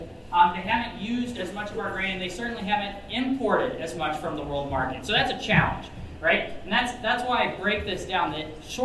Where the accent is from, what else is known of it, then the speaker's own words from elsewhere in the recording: Appleton City, Missouri, United States; moved away; Missouri is my home state, so I'm excited to be back here in Missouri. Bates County is my home county.